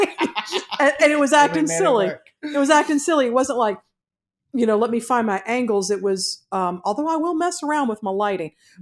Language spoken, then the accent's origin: English; Georgia, United States; I'm from Georgia